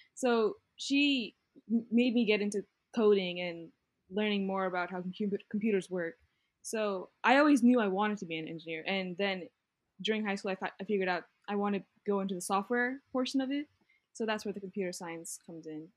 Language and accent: English; Virginia, United States; moved away as an adult; now in Atlanta, United States; I am from Denver, Virginia, which is six hours away from Atlanta, Georgia.